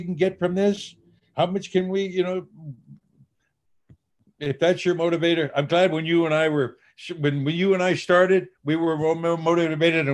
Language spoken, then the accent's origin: English; Dubuque, Iowa, United States; moved away as an adult; I'm a country boy, born and raised in Dubuque, Iowa.